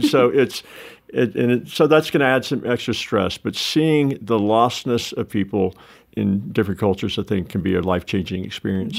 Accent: the South, United States; I'm a Southerner, warm culture person

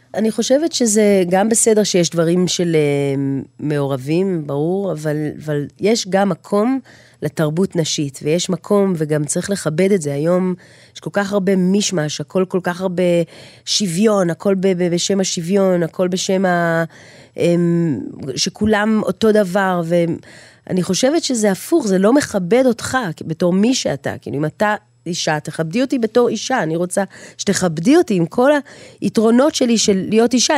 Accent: Jerusalem, Jerusalem District, Israel; אני גרה בשוק, נולדתי בנחלאות, אה, כל החיים אני שם מגיל אפס

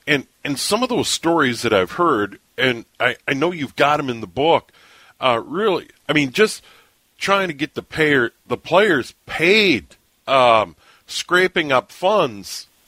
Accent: St. Paul, Minnesota, United States; I was born in St. Paul in 64, so I was a little kid when they were born.

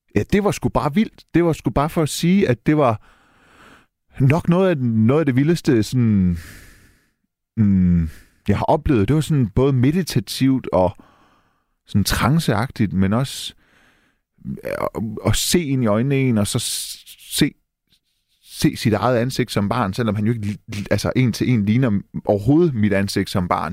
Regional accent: Denmark; Jeg er dansk iraner. Jeg er født og opvokset i Danmark.

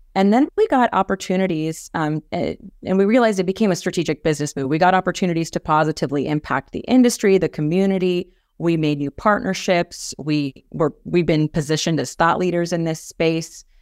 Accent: Kansas, United States; moved away as an adult; also born or lived in Washington, D.C.; Kansas, my home state

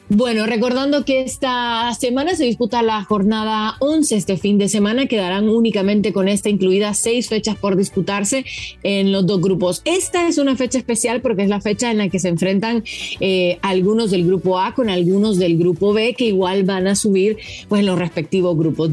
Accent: Honduras; Yo estoy aquí soñando como hondureña

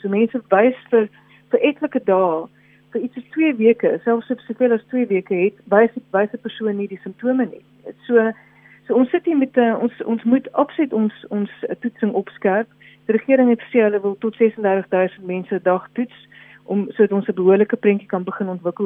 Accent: South Africa; as Suid-Afrikaners

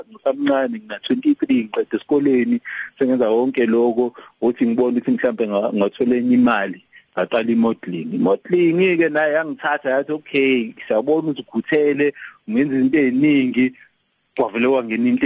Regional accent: Port Shepstone, KwaZulu-Natal, South Africa; moved away as an adult; also born or lived in Durban / Cape Town / Johannesburg; ecelima kuleyo ndawo eduze kweShepstein mm. so lapho ke sakhula ngafunda eShepstein

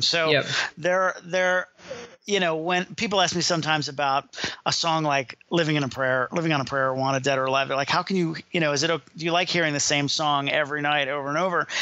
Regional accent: Miami, Florida, United States; I was born and raised in Miami, so it was actually back to my hometown

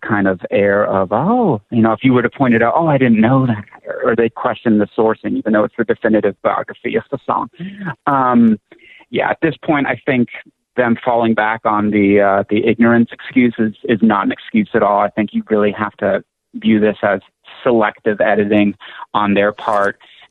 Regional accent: Toronto, Ontario, Canada; now in United States; I was born in Toronto

